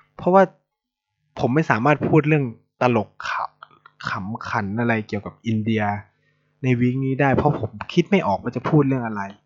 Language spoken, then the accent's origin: Thai; Thailand; now in India; ผม ซึ่งเป็นคนไทย